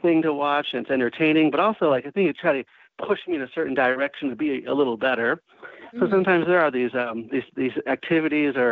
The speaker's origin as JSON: {"language": "English", "town": "Waukegan", "region": "Illinois", "country": "United States", "tie": "born or raised there", "moved": "as an adult", "said": "my hometown of Waukegan, Illinois"}